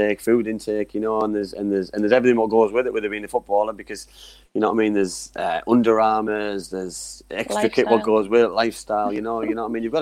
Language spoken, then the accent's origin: English; United Kingdom; Not just English. Proper English. Northern, yeah. Northern. Proper English.